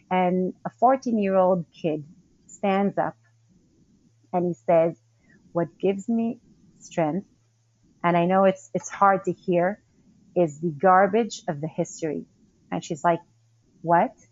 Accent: Northern District, Israel; Okay, so I grew up in the Golan Heights, that's up north.

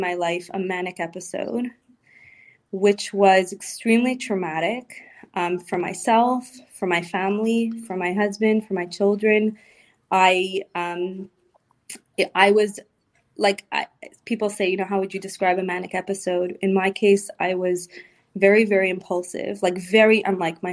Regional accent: Montreal, Quebec, Canada; moved away as an adult; also born or lived in Florida; we moved on and moved back to Montreal, to my hometown

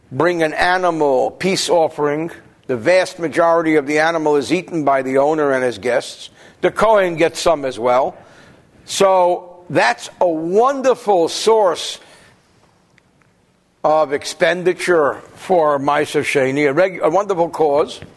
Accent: New Jersey, United States; So what do I know? I'm from New Jersey.

